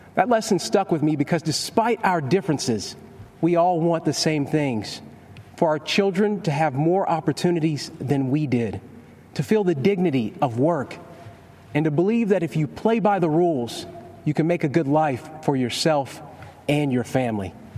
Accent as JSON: {"language": "English", "region": "Kentucky", "country": "United States", "tie": "born or raised there", "said": "I was raised in Kentucky, just a few miles from Abraham Lincoln's birthplace"}